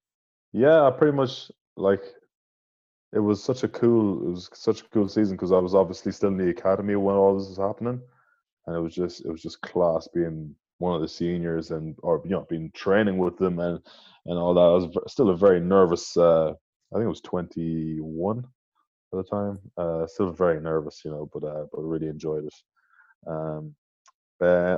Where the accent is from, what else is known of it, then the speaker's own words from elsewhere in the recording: Tralee, Munster, Ireland; I was from Tralee, you know, and there wasn't many guys training for the Munster underages there